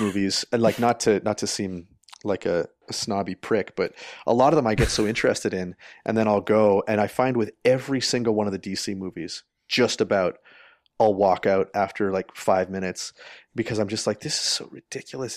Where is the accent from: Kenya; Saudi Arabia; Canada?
Canada; as a Canadian